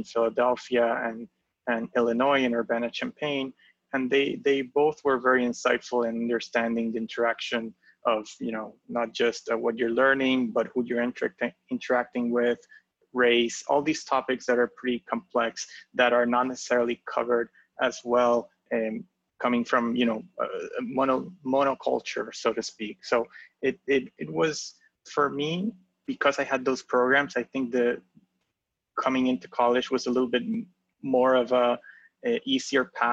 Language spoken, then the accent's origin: English; Puerto Rico; moved away as an adult; also born or lived in Pennsylvania, United States; now in New York, United States; born and raised in Puerto Rico. I've spent all my life up to high school there